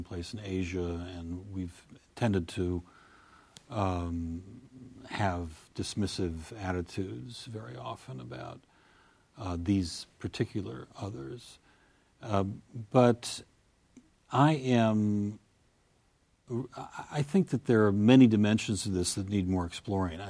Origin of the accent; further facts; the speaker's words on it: United States; I'm an American